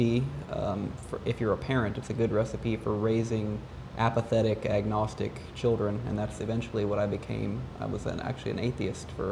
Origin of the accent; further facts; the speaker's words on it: Ohio, United States; I grew up in Ohio